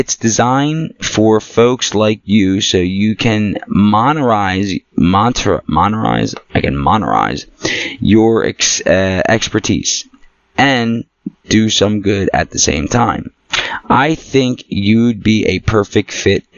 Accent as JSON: {"language": "English", "town": "Philadelphia", "region": "Pennsylvania", "country": "United States", "also_born_or_lived": "New Jersey", "said": "I'm from Philly. I'm a Philly Jersey mutt"}